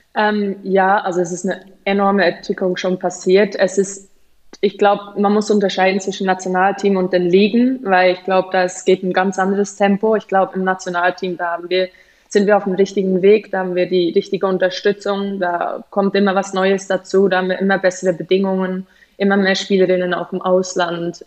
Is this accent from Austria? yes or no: no; Switzerland; moved away as an adult; also born or lived in Germany / England; als Schweizer